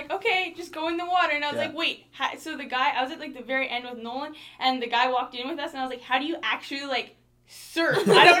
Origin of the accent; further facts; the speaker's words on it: Caronport, Saskatchewan, Canada; moved away; I'm from Camport, Saskatchewan, which is where Bradcrest is.